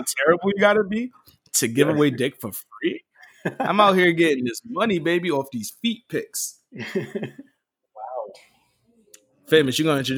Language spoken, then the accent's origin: English; New York, United States; I'm from the Bronx